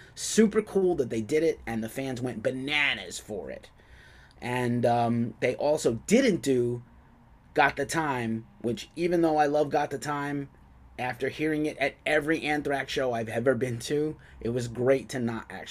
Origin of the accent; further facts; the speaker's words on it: New York City, New York, United States; I'm from the Bronx, New York, where two guys are from.